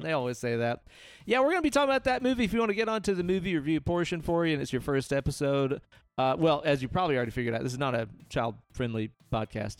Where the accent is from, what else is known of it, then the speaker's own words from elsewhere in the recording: Southeast, United States; growing up in the Southeast